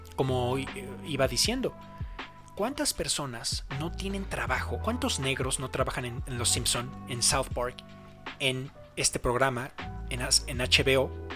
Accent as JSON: {"language": "Spanish", "country": "Mexico", "said": "en mi país, en México"}